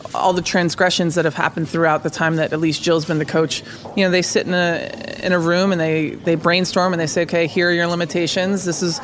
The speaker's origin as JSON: {"language": "English", "country": "United States", "said": "I believe that as an American citizen"}